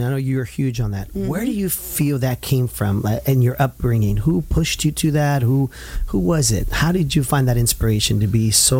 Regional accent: Santa Ana, California, United States; I was born and raised, yes, in Santana.

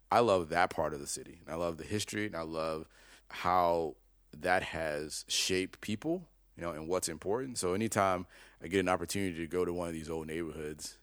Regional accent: Chicago, Illinois, United States; also born or lived in Detroit; I grew up in Chicago

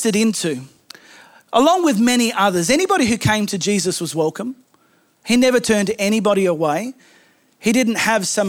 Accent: Australia; I am Australian

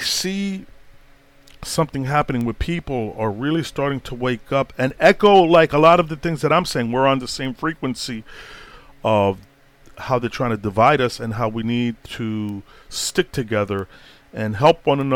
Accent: New York City, New York, United States; also born or lived in Boston, Massachusetts; when I grew up in Brooklyn, in them years, man, the 70s, early 70s to early 80s

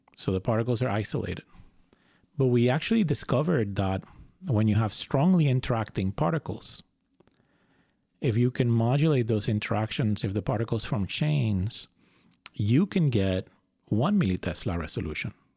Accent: Fajardo, Puerto Rico; moved away; I was born and raised in Puerto Rico. I grew up in Fajardo, which is a beach town.

